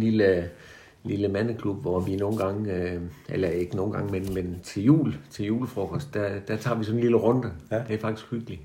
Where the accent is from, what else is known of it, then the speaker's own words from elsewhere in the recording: Haderslev, Southern Denmark, Denmark; jeg er sådan uh, øh, 1949-model, vokset op på Moltrupvej lige over for Sankt skole